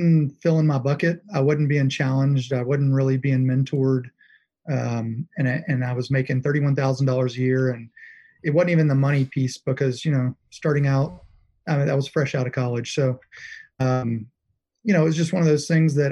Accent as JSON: {"language": "English", "town": "Nashville", "region": "Tennessee", "country": "United States", "also_born_or_lived": "Louisiana", "said": "moved back to Nashville. I'm originally from Nashville."}